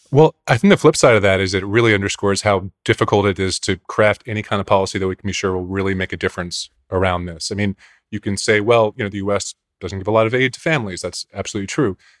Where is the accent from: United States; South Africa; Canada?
United States; Pennsylvania suburbs; growing up in the Pennsylvania suburbs